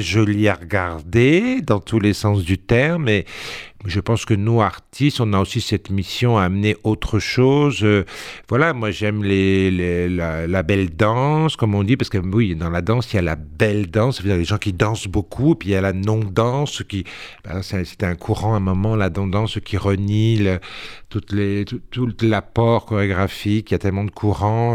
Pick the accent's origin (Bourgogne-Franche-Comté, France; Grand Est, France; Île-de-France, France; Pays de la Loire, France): Île-de-France, France; Sarcelles; also born or lived in Corsica; c'était à Sarcelles. Mhm. J'étais en banlieue. Après, je suis né en Corse